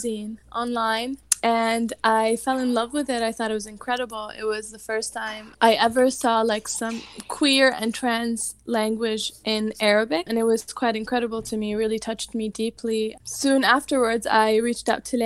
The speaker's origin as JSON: {"language": "English", "country": "Yemen", "moved": "as an adult", "lives_now": "Washington DC area, United States", "said": "I'm also from Yemen. I moved here a few years ago."}